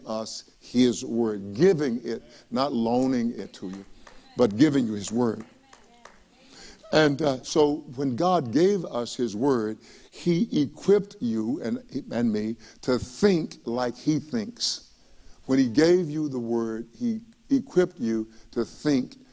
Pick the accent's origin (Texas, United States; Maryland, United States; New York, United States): Texas, United States; East; When I was a young boy growing up in East Texas